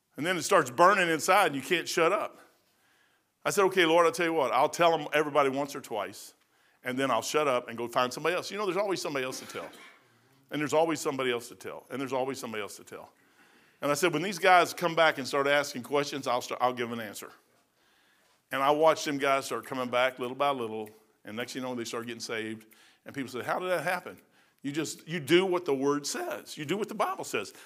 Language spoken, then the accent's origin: English; Kentucky, United States; I'm from Kentucky